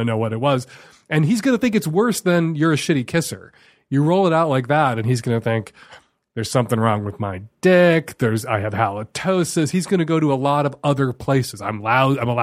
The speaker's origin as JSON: {"language": "English", "town": "Chicago", "region": "Illinois", "country": "United States", "tie": "born or raised there", "said": "I grew up in Chicago. I was going to the Field Museum when I was a kid"}